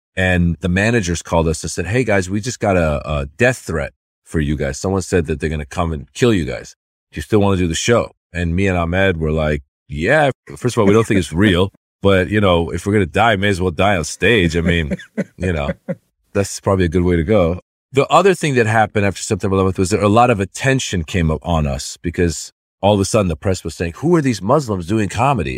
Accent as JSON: {"language": "English", "region": "Northern California", "country": "United States", "tie": "born or raised there", "also_born_or_lived": "Iran", "said": "As a kid, I grew up in Northern California"}